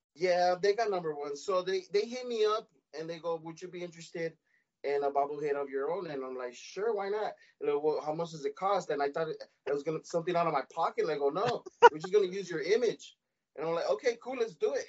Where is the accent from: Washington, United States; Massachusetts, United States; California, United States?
California, United States; Los Angeles; I was born and raised in Boyle Heights. I still live here uh, 323 area code